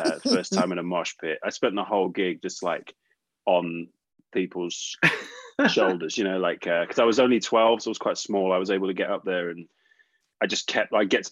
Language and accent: English; Bristol, South West England, United Kingdom; I grew up in Bristol, so we didn't have every band come to town